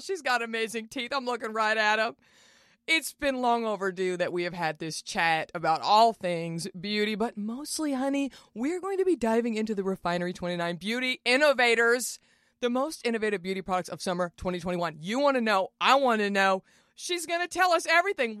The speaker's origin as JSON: {"language": "English", "region": "Texas", "country": "United States", "said": "We're both from Texas"}